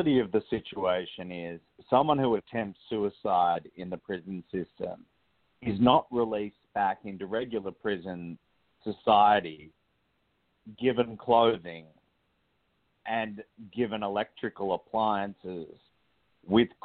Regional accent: Australia; moved away as an adult; now in United States; I was born in Australia and moved to the United States

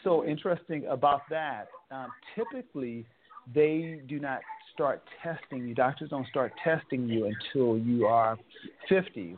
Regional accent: Oakland, California, United States; I'm from Oakland, California

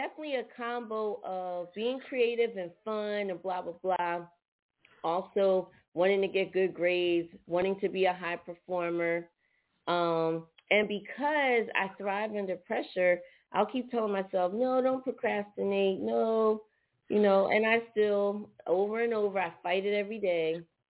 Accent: Philadelphia, Pennsylvania, United States; Well, one thing about Philly is when you're up top, it's just something about being up top, whether it's Philly, Jersey, New York.

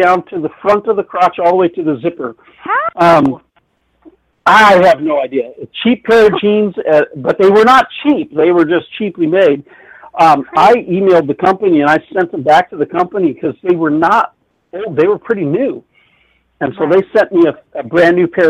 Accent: Yorba Linda, California, United States; moved away; also born or lived in Bath, Michigan / Alaska; I grew up in Orange County, California. I grew up in Yorba Linda

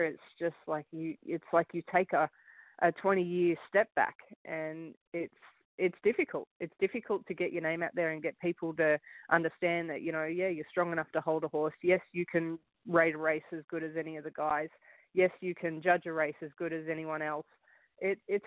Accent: Gold Coast, Queensland, Australia; moved away as an adult; also born or lived in United States; now in Canada; I'm from Gold Coast, Australia

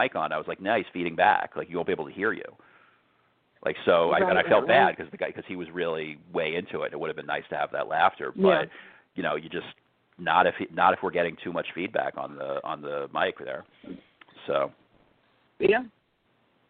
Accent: New York, United States; growing up in New York

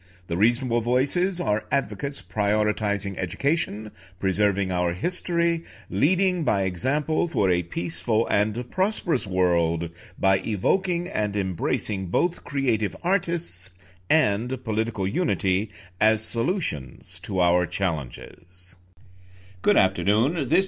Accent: New York, United States; I am a director from New York

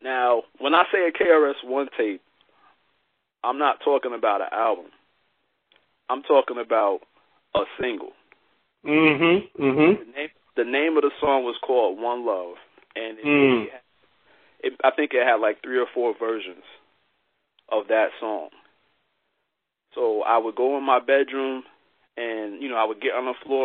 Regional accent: Albany, New York, United States; In the area where I grew up in upstate New York, I'm actually in the capital. I'm in Albany, New York.

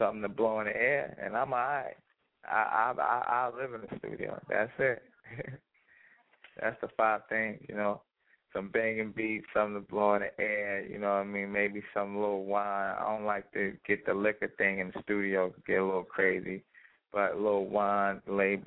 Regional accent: New York City, New York, United States; I come from Brooklyn, East New York, so one of the worst

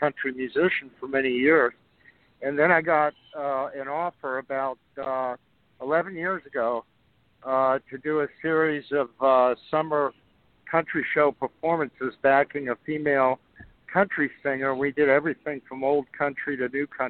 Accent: South Georgia, United States; I'm a Georgia native. I grew up in South Georgia

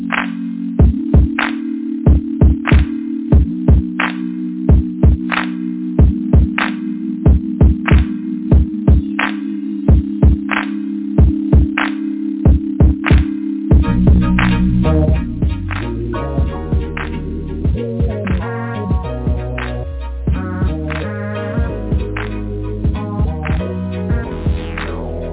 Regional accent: United States; We from America.

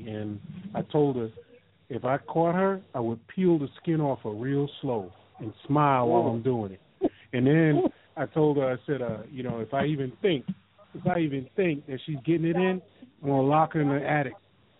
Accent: New York, United States; And I said, I'm from New York.

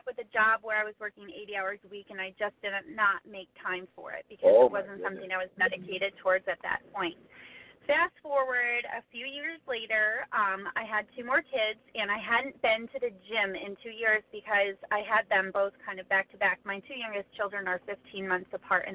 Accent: Traverse City, Michigan, United States; I'm from Traverse City, Michigan, and there's a local gym here

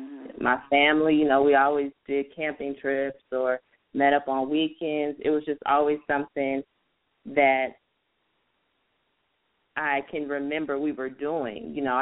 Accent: San Jose, California, United States; now in Sacramento, United States; I was born in San Jose, California, and I moved to Sacramento in 2001. I'm the youngest of four.

